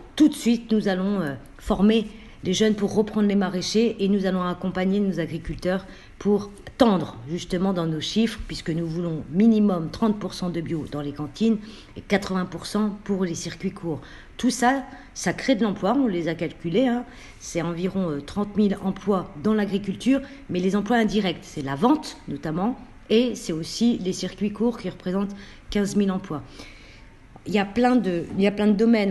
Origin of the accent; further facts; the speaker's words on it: Roubaix, Hauts-de-France, France; ma ville euh, où je suis née à Roubaix